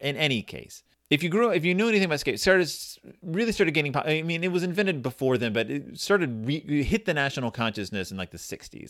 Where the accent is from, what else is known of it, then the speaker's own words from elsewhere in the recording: Texas, United States; I grew up in Texas